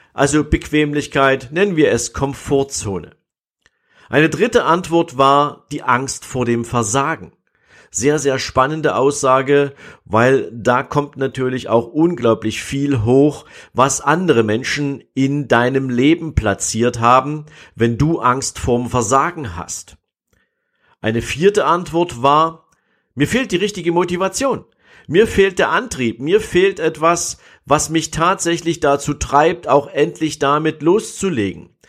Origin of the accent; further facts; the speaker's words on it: East Germany, Germany; ich bin ja in der DDR groß geworden